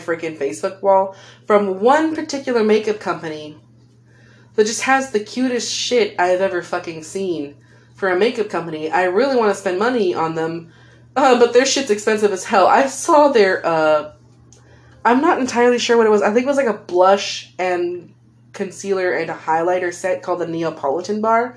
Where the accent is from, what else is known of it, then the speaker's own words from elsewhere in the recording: California, United States; That's just my accent, man. I'm a California girl.